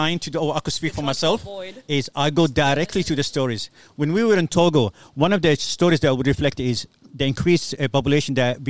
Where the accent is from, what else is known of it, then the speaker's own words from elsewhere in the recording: Somalia; De Somalia.